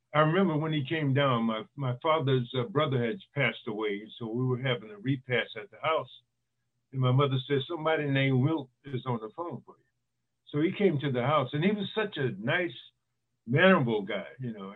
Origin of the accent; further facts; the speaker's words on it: East Palo Alto, California, United States; also born or lived in Louisiana / Chicago; I grew up in East Palo Alto, California.